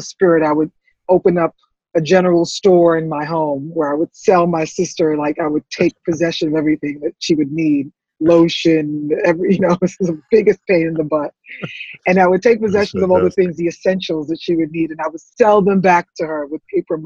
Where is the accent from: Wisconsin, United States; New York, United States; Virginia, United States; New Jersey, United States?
New York, United States; New York City; also born or lived in Antigua / St. Croix; I grew up in the Bronx